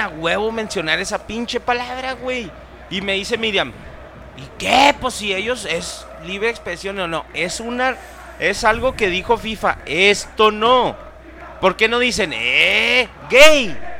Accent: Mexico; Yo soy mexicano

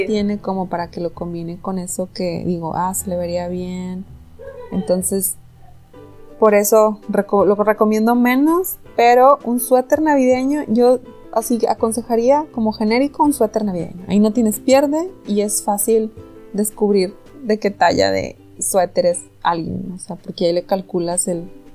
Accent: Mexico; somos mexicanos

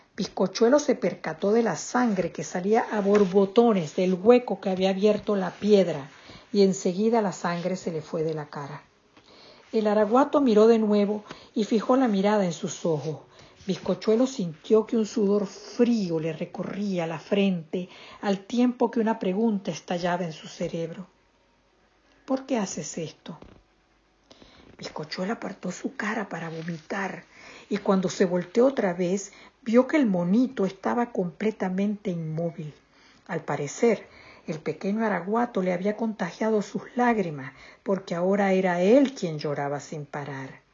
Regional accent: Venezuela

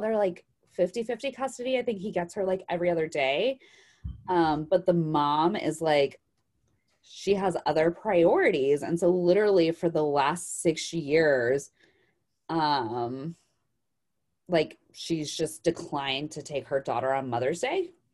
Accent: Idaho, United States; now in Arizona, United States; I'm growing up in Idaho

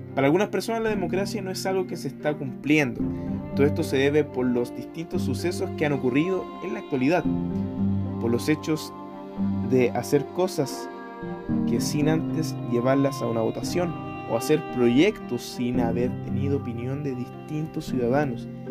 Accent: Chile; soy chileno

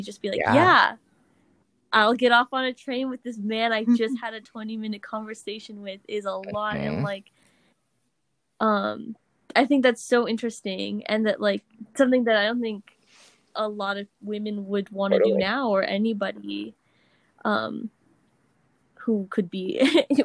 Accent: United States; as an American

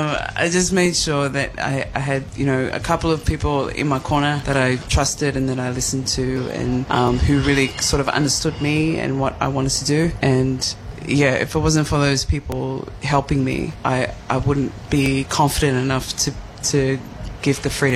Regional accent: Australia; I'm an Aussie. but I've been influenced by so many different areas in the world. So my mother being Polynesian, I'm definitely influenced by that.

